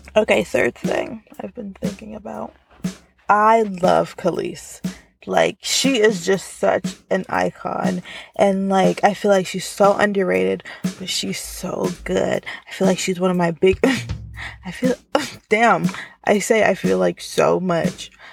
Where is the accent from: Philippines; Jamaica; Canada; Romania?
Jamaica; I'm Jamaican